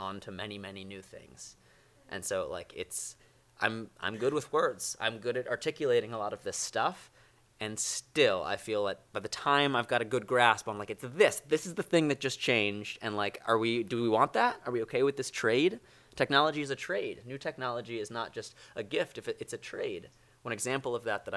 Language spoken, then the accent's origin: English; New York, United States; I'm from New York.